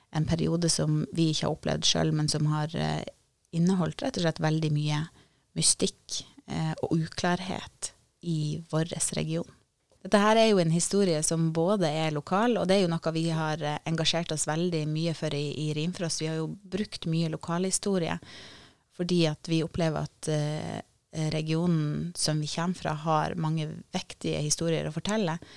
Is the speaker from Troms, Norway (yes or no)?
yes; Sørreisa, Troms, Norway; Jeg har jo vokst opp deler av eh, barndommen i Sørreisa, eh, ungdommen.